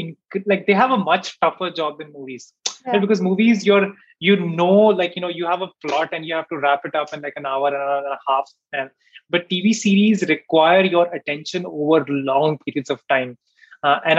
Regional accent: Delhi, India; moved away; also born or lived in Bangalore; I'm from Delhi as well

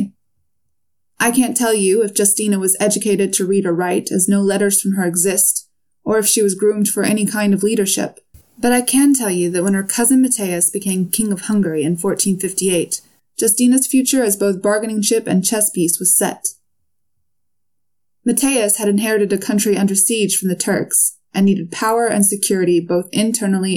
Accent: United States; I'm obviously American

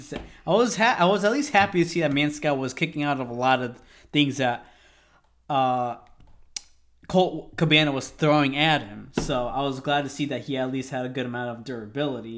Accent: Connecticut, United States; we're from Connecticut

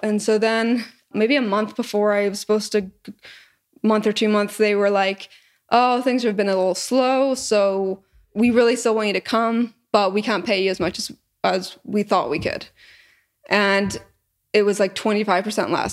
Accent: Northern Ireland, United Kingdom; moved away as an adult; also born or lived in Canada / England / Scotland; now in Austin, United States; I was born in Canada, but I moved before I was even one, 'cause my parents are Irish, from Northern Ireland. And so when I, I grew up until I was eighteen there

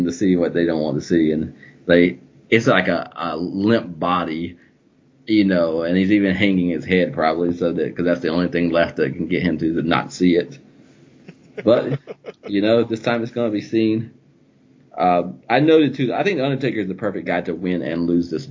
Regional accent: the South, United States; I came from the South

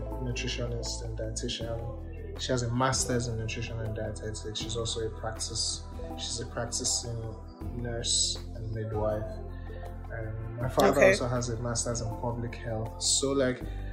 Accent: Ibadan, Oyo, Nigeria; also born or lived in Kwara State, Nigeria; I was born in Ibadan. I've lived here all my life.

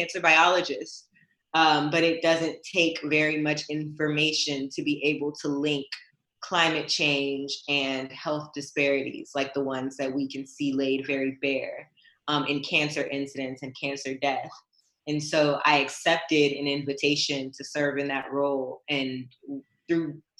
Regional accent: United States; I am American, born and raised

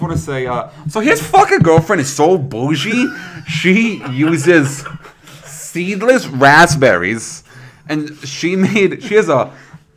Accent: Canada; also born or lived in Calgary, Alberta; now in Vancouver, Canada; we're Canadian. I used to live in Calgary.

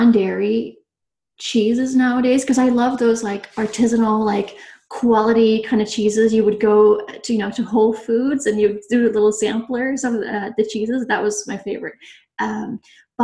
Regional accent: Bosnia & Herzegovina; also born or lived in Nebraska; now in Yakima, United States; I'm originally from Bosnia, and you don't find a lot of vegans or vegetarians in Bosnia. So I grew up on a lot of bread, a lot of dairy

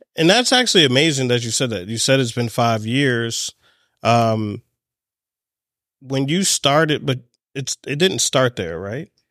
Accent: Baltimore, Maryland, United States; I'm here in my hometown of Baltimore

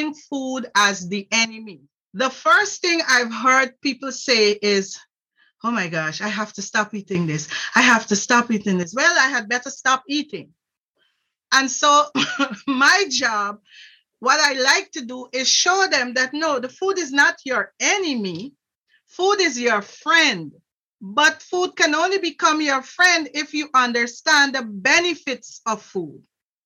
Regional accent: Guyana; now in Worcester, Ohio, United States; I'm originally from Guyana, South America

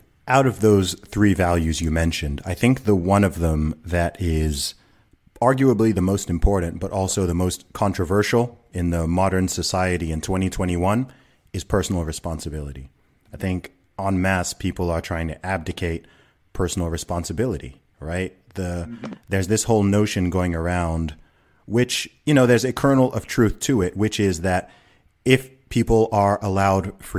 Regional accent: Saudi Arabia; I grew up in the Middle East, you know, I grew up in Saudi Arabia.

